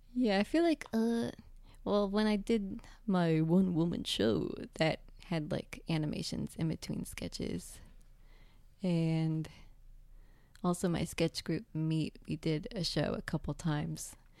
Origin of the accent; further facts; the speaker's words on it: Northern New Jersey, United States; also born or lived in San Francisco; I'm from New Jersey